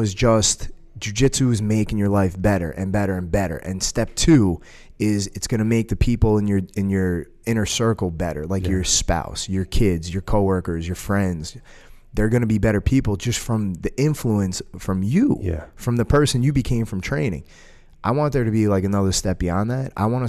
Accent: United States; You know, I'm an American, but I will say this: it's the same thing that we do here.

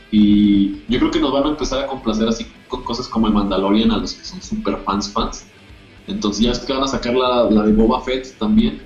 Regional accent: Zacatecas, Mexico; todos somos de Zacatecas

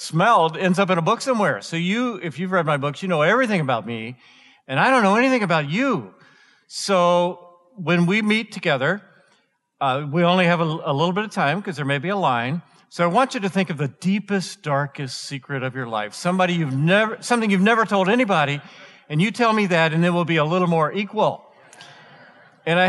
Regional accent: Atlanta, Georgia, United States; now in Colorado, United States; I grew up in Atlanta

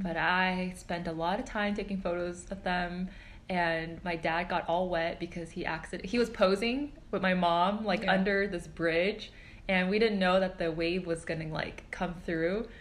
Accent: Southern California, United States; moved away as an adult; now in New York City, United States; I grew up in SoCal.

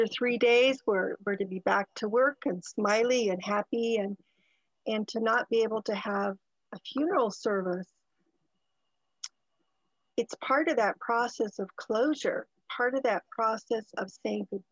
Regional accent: Canada; I was born in Canada, an only child

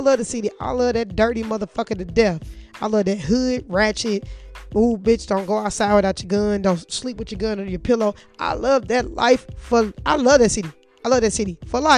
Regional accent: St. Louis, Missouri, United States; moved away; I'm from St. Louis

